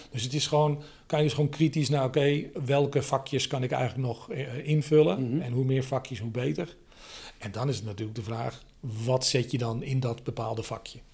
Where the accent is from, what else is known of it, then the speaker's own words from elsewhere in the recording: Aalsmeer, North Holland, Netherlands; in Aalsmeer, waar ik, waar ik vandaan kom